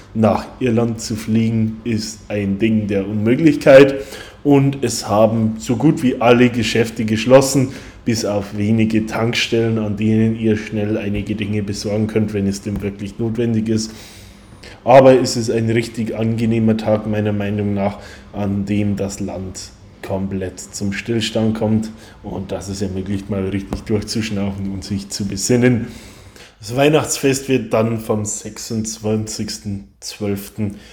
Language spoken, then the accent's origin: German; Bavaria, Germany; now in Ireland; Als Bayer und als jemand, der schon in früher Kindheit immer ein begeisterter Christkindlmarktgänger war